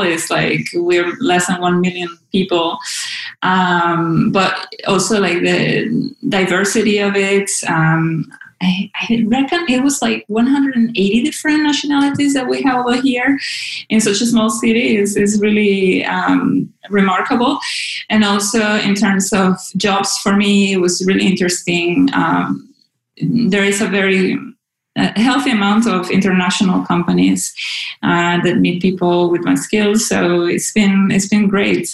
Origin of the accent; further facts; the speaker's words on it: Caracas, Capital District, Venezuela; moved away as an adult; also born or lived in Groningen, Netherlands; now in Amsterdam, Netherlands; I am from Venezuela. I was born and raised in Caracas